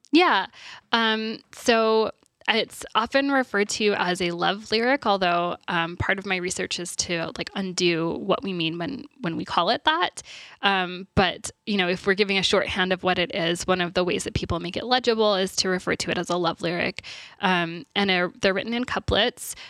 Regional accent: Texas, United States; I'm from Texas, so that's where I went to university

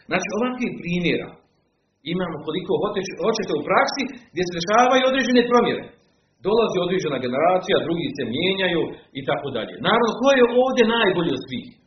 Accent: Bosnia & Herzegovina

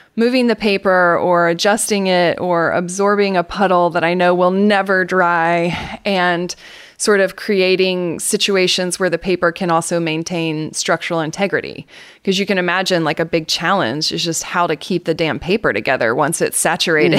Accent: Atlanta, Georgia, United States; accent: Southern; I am from Atlanta, Georgia, and you will hear me say things like y'all, and you'll hear my Southern accent

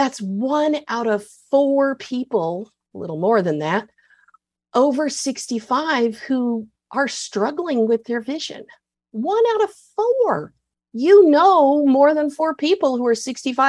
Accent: Texas, United States; I'm proud of being a Texan

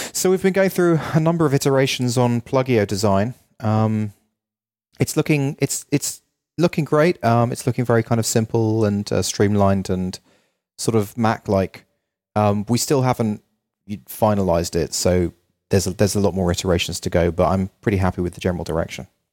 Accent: London, United Kingdom; now in Los Angeles, United States; I'm from London

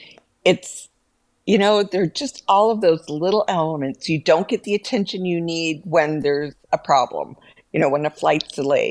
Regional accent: Alaska, United States; I grew up in Alaska.

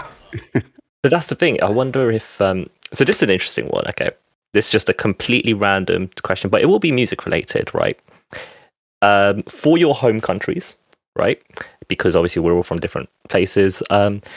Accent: United Kingdom; also born or lived in France; I count myself British too, because I've been here for most of my life. You know, I've been here since I was five

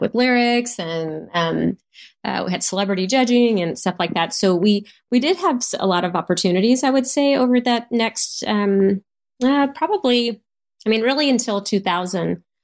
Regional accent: Houston, Texas, United States; I was from Houston

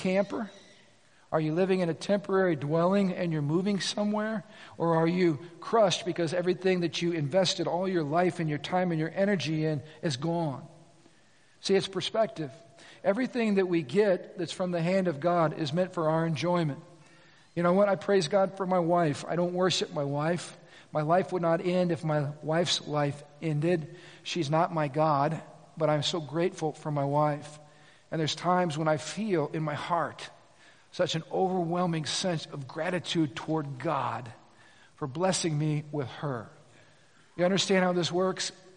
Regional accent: United States

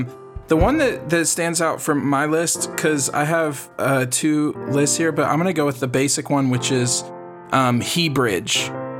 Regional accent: Texas, United States; just as a Texan

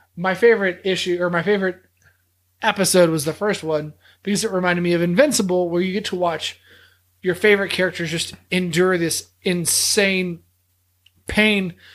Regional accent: the South, United States; we're from the South

